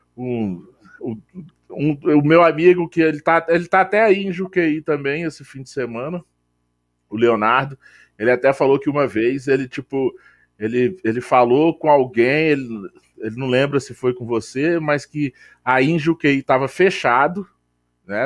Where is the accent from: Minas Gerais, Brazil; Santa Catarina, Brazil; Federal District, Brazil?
Federal District, Brazil; Brasília; a gente é de Brasília